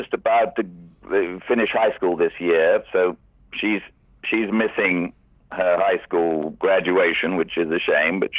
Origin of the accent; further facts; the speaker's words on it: Cheltenham, South West England, United Kingdom; moved away; I'm English. I come from the west of England, a place called Cheltenham, which is near to Stratford-upon-Avon, near to Oxford.